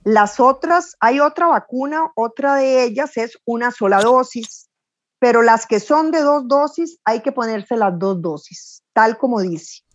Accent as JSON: {"language": "Spanish", "country": "Costa Rica", "said": "soy costarricense"}